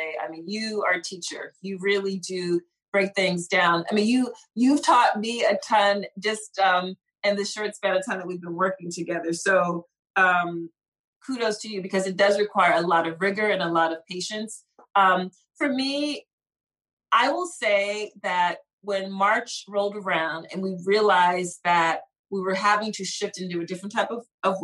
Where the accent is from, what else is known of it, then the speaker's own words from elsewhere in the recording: Philadelphia, Pennsylvania, United States; I grew up in Philly